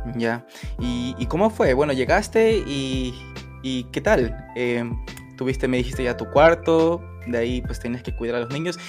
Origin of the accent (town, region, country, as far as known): Ecuador; now in Germany